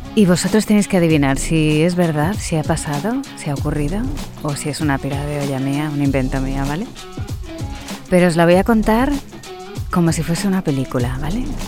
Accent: Spain; accent: Spanish from Spain

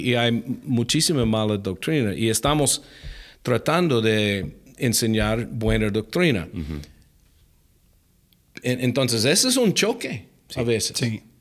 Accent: Alaska, United States; Spanish is a second language; Ah, bueno, crecí en los Estados Unidos, mi, mi, papá era militar, entonces cuando yo era niño movimos en casi todos los mm. dos años, eh, estuvimos moviendo, murando la casa. Ah, crecí en Alaska, por fin, mi, mi papá retiró allá en Alaska.

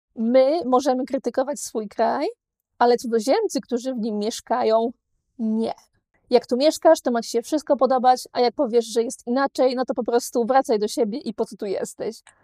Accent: Poland; moved away as an adult; now in Malta; wyjechałam z Polski

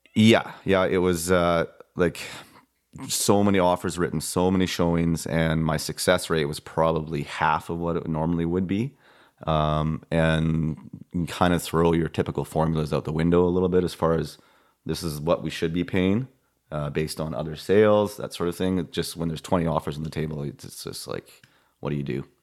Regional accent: Vernon, British Columbia, Canada; I'm from Vernon, born and raised here

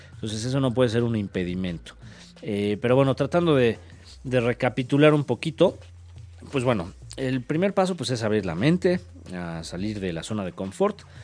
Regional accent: Mexico; como mexicanos

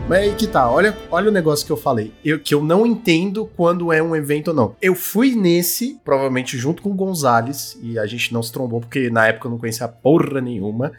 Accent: Brazil; Sou brasileiro

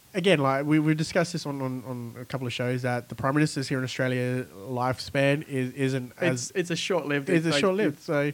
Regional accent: El Salvador; moved away; I was born in El Salvador. A lot of people don't know where El Salvador is. It's in Central America.

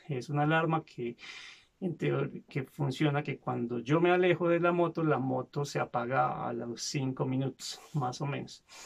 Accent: Medellín, Antioquia, Colombia; Yo no nací en Medellín, pero crecí en esta zona.

